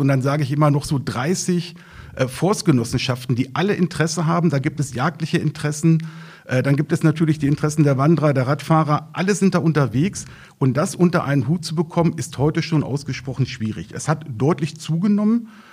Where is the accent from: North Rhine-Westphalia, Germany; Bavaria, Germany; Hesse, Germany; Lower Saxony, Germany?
Lower Saxony, Germany; Lappwald; im Naturpark im Lappwald, also in meiner Heimatregion